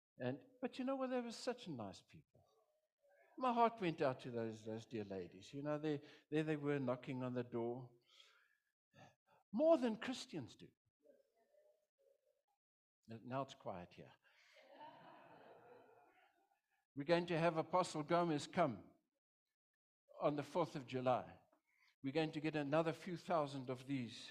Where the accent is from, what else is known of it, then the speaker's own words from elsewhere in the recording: South Africa; I'm a pastor from South Africa